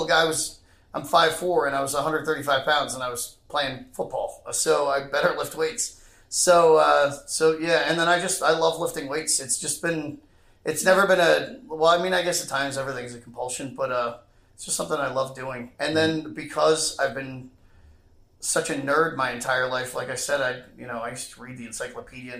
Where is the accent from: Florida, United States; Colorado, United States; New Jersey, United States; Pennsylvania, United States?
Pennsylvania, United States; Wayne; In this very, very rich area of Philly called... It's by Villanova University